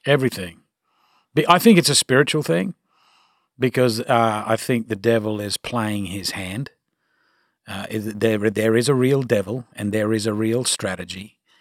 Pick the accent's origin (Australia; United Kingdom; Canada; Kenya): Australia; accent: Australian; now in United States